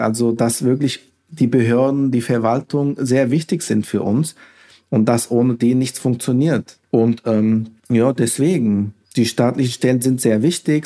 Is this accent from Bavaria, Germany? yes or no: no; Hesse, Germany; Mit dem Land Hessen, also das ist meine Heimat. Ich bin hier geboren, aufgewachsen